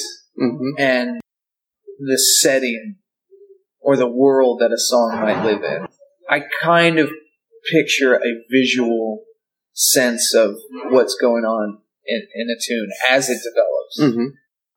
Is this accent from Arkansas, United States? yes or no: yes; Arkansas, United States; also born or lived in Nashville, Tennessee / Sweden / Athens, Georgia; now in Atlanta, United States; I grew up in Arkansas.